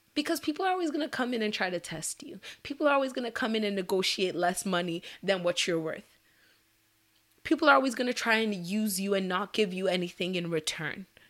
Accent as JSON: {"language": "English", "country": "Nigeria", "said": "as a Nigerian woman"}